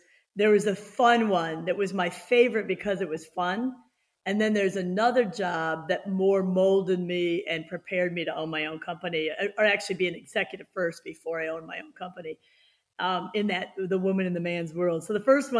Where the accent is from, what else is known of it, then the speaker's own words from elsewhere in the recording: United States; I was born in the United States